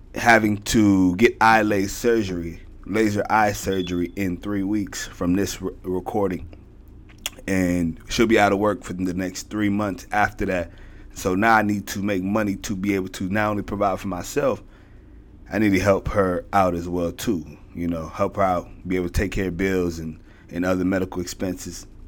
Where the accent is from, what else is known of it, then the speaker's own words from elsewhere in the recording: Houston, Texas, United States; I'm from Houston